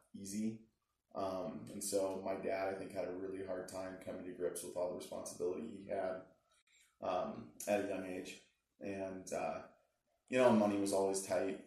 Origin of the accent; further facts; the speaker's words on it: Littleton, Colorado, United States; We moved to Colorado. I was in the third grade. I ended up growing up in Littleton, Colorado